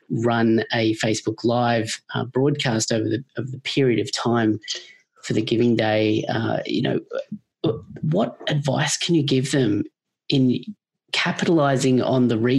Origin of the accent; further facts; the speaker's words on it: Australia; I grew up in Australia with telethons